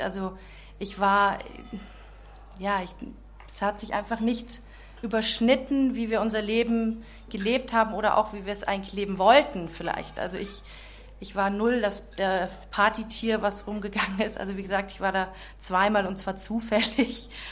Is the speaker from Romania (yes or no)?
no; Czechia; also born or lived in Munich, Germany; now in Augsburg, Germany; Ich bin in München geboren, mhm. echte Münchnerin, bin aber dann in Tschechien aufgewachsen